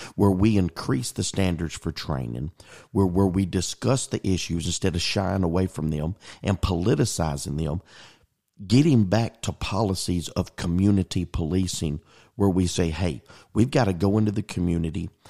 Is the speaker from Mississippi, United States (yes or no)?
yes; Pascagoula, Mississippi, United States; as a native of the Mississippi Gulf Coast, growing up in Pascagoula, Mississippi